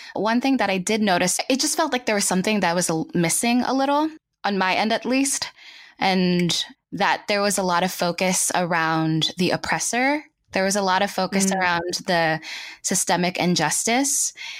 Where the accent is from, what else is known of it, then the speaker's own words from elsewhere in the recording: Los Baños, Calabarzon, Philippines; So I was born and raised in the Philippines. I was in Los Baños, Laguna.